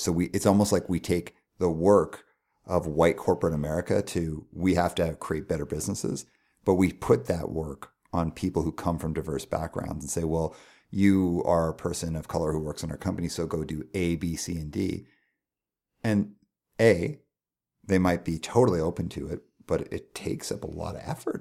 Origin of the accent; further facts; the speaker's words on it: Calgary, Alberta, Canada; first language English; I grew up in Calgary in a nice neighborhood